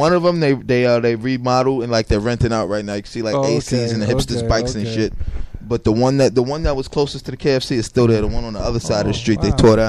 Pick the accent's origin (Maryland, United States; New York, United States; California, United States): New York, United States; New York City; there were places we grew up in Bushwick.